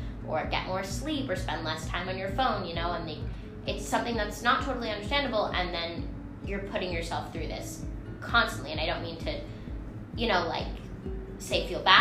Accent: New York, United States; I'm 14. I'm from New York.

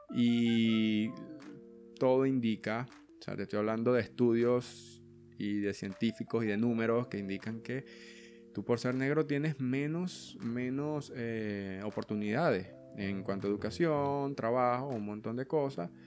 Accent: Venezuela; yo soy de Venezuela, amo a la gente, amo a mi familia, pero mm, ese país está loco

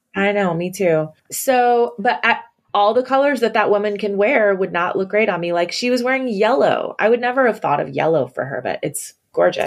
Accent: Pacific Northwest, United States; I'm from the Pacific Northwest

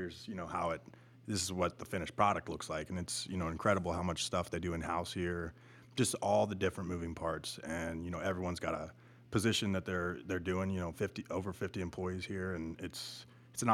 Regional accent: Texas, United States; growing up in Texas, I was always, you know, outside at my buddy's land

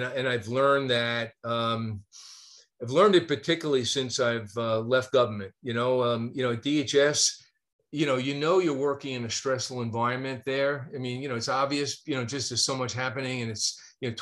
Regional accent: New York, United States; accent: northern; now in North Carolina, United States; I'm a New York kid. You know, I grew up, watching baseball and football and basketball and going to Yankee Stadium

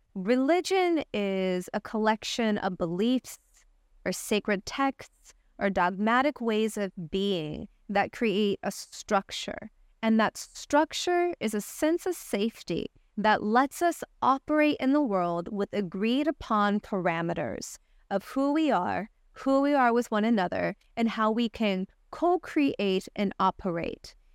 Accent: Rolla, Missouri, United States; moved away; also born or lived in Los Angeles / San Francisco; when I was a little girl, I grew up in the United States in Raleigh, Missouri, a little podunk town

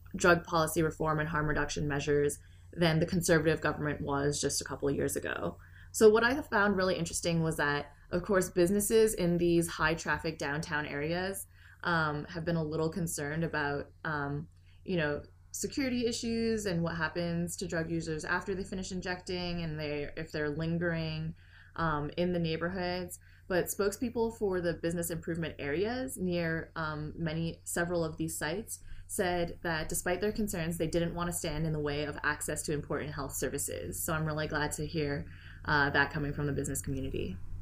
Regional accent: Canada; moved away; my home country of Canada.

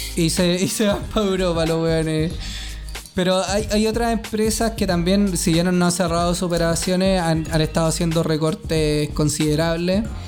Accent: Chile; soy chileno

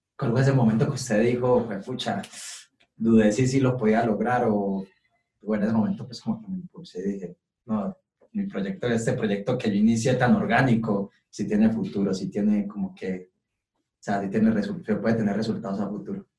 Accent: Colombia; ese perrenque que tenemos como colombianos

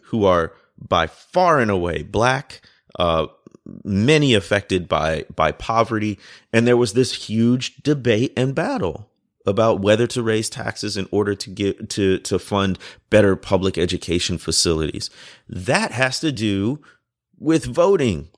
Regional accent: Chicago, Illinois, United States; I grew up in the Chicago area

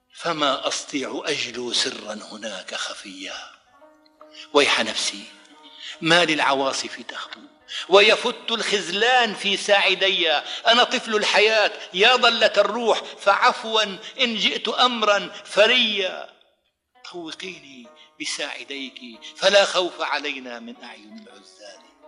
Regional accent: Idlib Governorate, Syria; moved away as an adult; also born or lived in Brazil; وازور قريتي في قضاء المعره لاودع ابناء عشيرتي

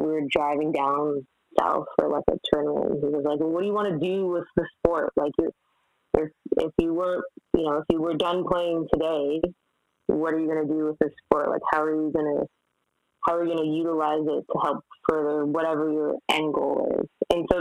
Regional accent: Mississauga, Ontario, Canada; Mississauga is like, it's a stone's throw away from Toronto. So I think I grew up in a very, I'll say, great environment

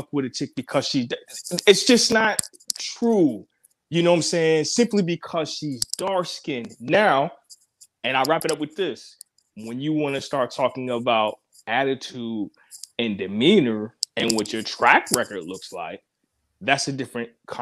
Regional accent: Virginia, United States; also born or lived in the North (US); Raised in VA.

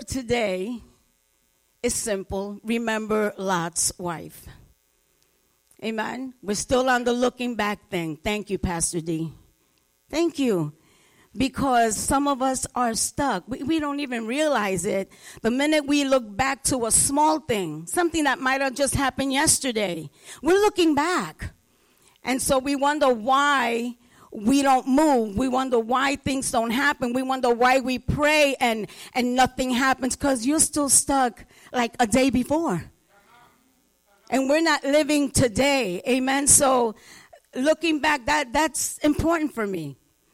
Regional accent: New York City, New York, United States; I grew up in the Bronx. Grew up in the projects

